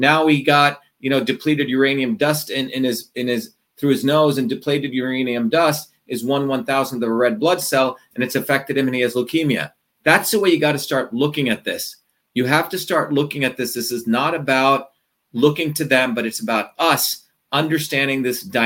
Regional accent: New Jersey, United States; moved away; I originally grew up in New Jersey.

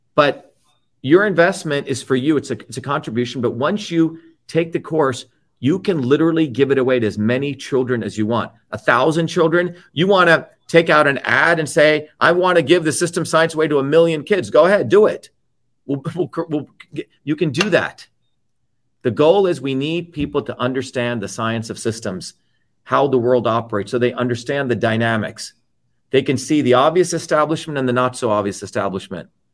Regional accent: New Jersey, United States; now in Cambridge, United States; I grew up in New Jersey with immigrants

